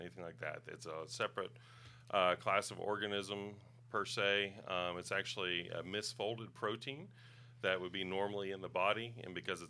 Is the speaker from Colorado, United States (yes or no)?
no; Knoxville, Tennessee, United States; I grew up in Knoxville area. We moved there when I was about 2 years old